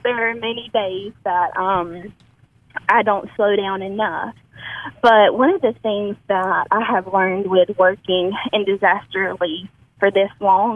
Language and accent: English; Amory, Mississippi, United States; also born or lived in Tupelo, Mississippi; I was born and raised in Amory, Mississippi, which is about 30 minutes south of Tupelo